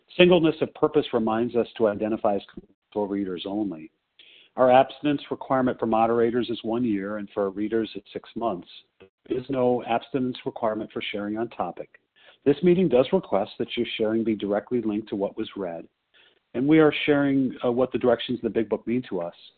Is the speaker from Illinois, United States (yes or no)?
yes; Skokie, Illinois, United States; also born or lived in Chicago; I was born in Skokie, Illinois, at the same hospital that Harlan spent some time